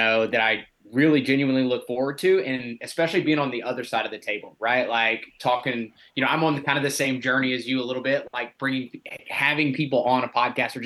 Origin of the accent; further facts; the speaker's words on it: Alabama, United States; moved away as an adult; also born or lived in West Virginia; I'm originally from Alabama